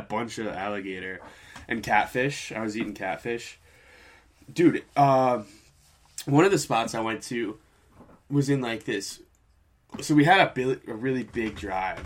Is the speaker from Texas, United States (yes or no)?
no; New York, United States; I'm from New York